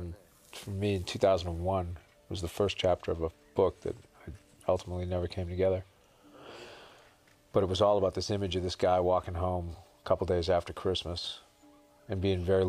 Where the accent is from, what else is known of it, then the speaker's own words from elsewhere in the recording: Boston, Massachusetts, United States; I grew up in Boston